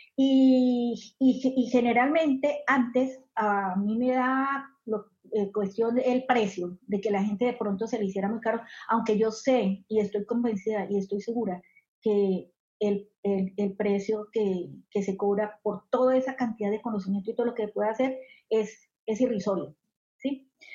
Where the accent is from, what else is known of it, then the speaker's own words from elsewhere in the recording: Colombia; moved away as an adult; now in Southern California, United States; yo soy colombiana, eh, soy inmigrante, actualmente hace 14 años vivo en Estados Unidos, acá en el sur de California.